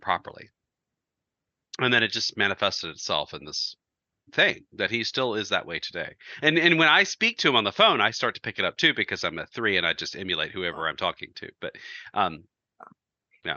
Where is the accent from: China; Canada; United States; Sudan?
United States; Georgia; We, we grew up in Georgia